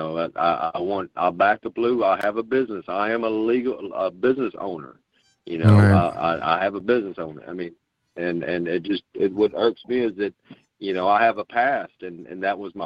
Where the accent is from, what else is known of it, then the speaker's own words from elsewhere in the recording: Southeast Texas, United States; I'm from Texas, out here in Southeast Texas